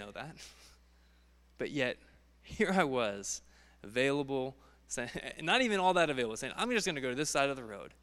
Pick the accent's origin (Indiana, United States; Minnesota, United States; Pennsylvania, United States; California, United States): Indiana, United States; Indianapolis; also born or lived in Kansas City; now in Texas, United States; Grew up in Indianapolis, moved to Kansas City